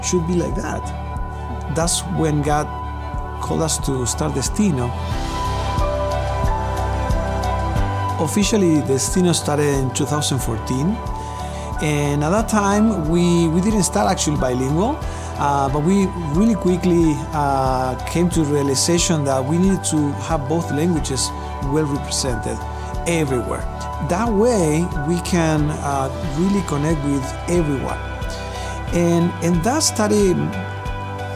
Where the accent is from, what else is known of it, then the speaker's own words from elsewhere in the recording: Argentina; moved away as an adult; also born or lived in Florida / Minnesota; now in United States; I grew up in Argentina in a multicultural family